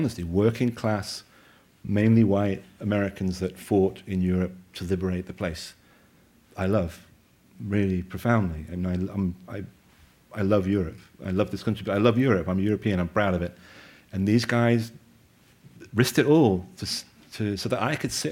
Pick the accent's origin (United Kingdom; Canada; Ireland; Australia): United Kingdom; moved away; I'm obviously a Limey, and I'm an outsider